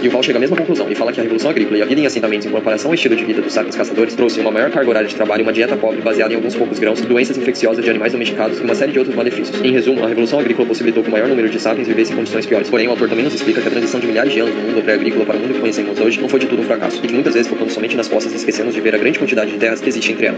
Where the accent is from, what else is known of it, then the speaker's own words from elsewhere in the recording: Brazil; somos brasileiros